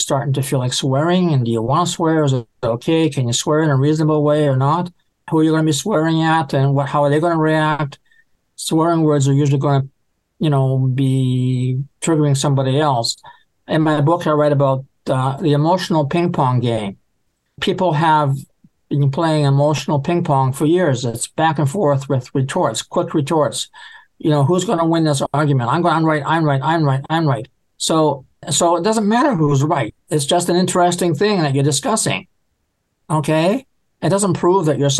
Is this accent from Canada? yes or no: yes; Canada; I'm from Canada